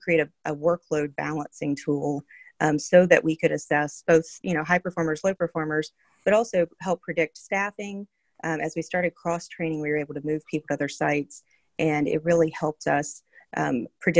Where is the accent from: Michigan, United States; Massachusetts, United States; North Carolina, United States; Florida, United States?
North Carolina, United States; moved away; also born or lived in Minnesota; I am from North Carolina